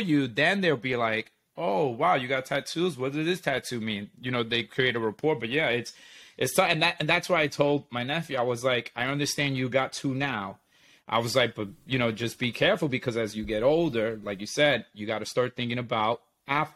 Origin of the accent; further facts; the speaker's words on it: New York City, New York, United States; I'm from Brooklyn. I said, but my parents are from this city in Puerto Rico